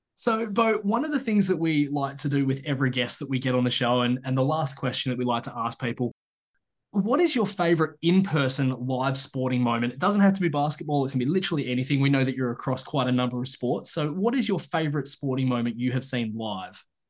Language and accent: English; Australia; us as Australians